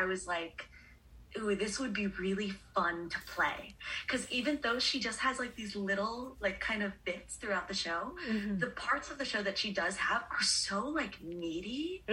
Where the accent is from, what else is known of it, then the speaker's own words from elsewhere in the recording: Long Island, New York, United States; I grew up on Long Island